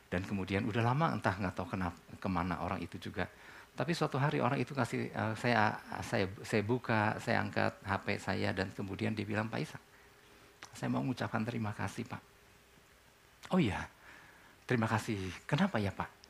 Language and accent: Indonesian; Indonesia; Buat kita orang Indonesia, buat kita orang Timur kan.